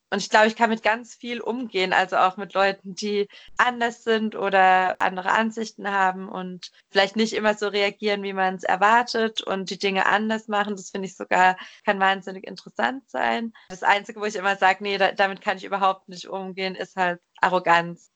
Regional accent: Germany; moved away as an adult; also born or lived in Frankfurt; wir im gleichen Dorf aufgewachsen sind in Deutschland

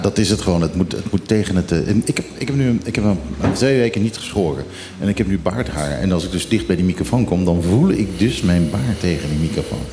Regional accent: Netherlands; now in Bonaire; als Nederlander

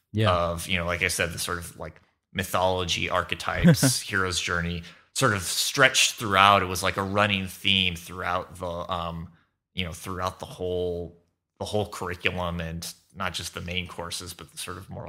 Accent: Irvine, California, United States; I grew up in Southern California, in Irvine. I went to a Catholic school, Santa Margarita Catholic High School, in Orange County.

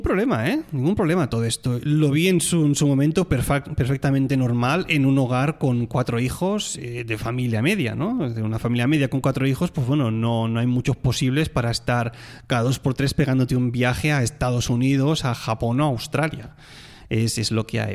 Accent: Tarragona, Catalonia, Spain; moved away; soy de Tarragona

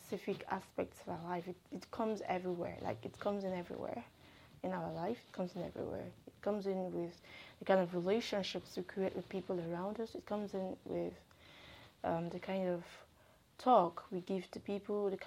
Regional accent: Nigeria; I'm a Nigerian

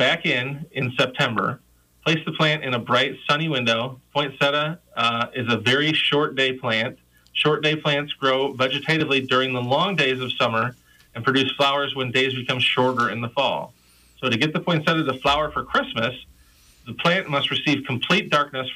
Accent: Michigan, United States; now in Iowa, United States; I grew up in Michigan on the coast of Lake Michigan

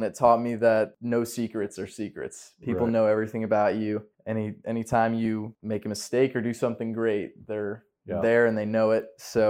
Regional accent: Charlottesville, Virginia, United States; I was born in Martha Jefferson, but lived here, like you said, my whole life.

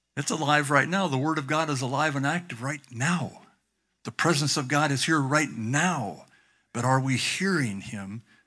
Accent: Southern California, United States; I grew up in Southern California in the sixties

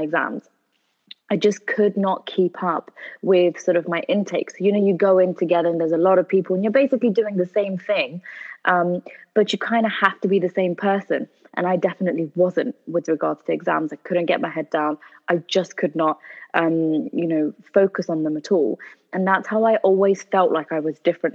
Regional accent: United Kingdom; we are Pakistani, born in the UK, but our heritage is from Pakistan

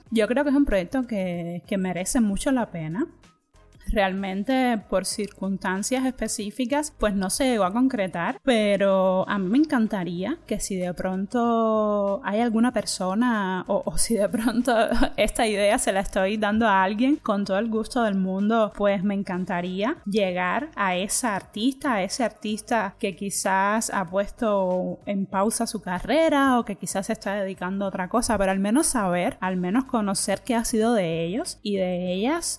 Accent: Cuba; moved away as an adult; now in Spain; Yo soy de Cuba y llevo cinco años ya viviendo aquí en España

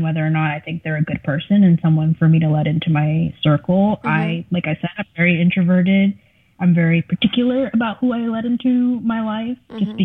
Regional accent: South Florida, United States; first language Spanish; English is a second language; I am from South Florida, which offered me a very unique perspective of the world in that I grew up around people who looked like me

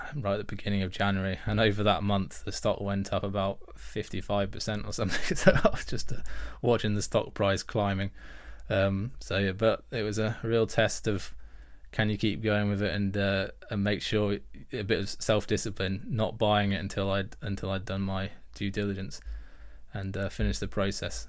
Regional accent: United Kingdom; I'm British

